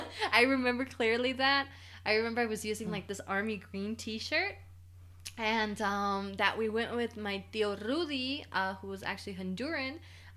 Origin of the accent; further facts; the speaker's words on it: Pijijiapan, Chiapas, Mexico; born there; I discovered that I was born in Pijijiapan, Chiapas. I couldn't even spell it.